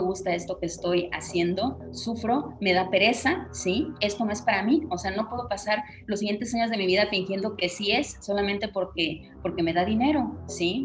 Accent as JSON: {"language": "Spanish", "town": "Tampico", "region": "Tamaulipas", "country": "Mexico", "tie": "born or raised there", "also_born_or_lived": "Mexico City", "moved": "as an adult", "said": "yo me mudé de Tampico, de donde yo nací"}